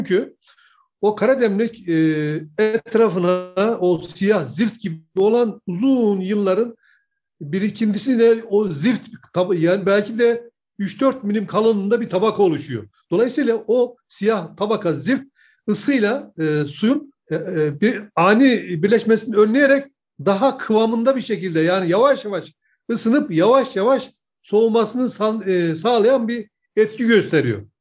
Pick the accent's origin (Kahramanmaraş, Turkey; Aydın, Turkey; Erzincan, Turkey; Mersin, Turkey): Erzincan, Turkey; Kemaliye; Şimdi e, bizim ben Erzincan Kemal'lıyım.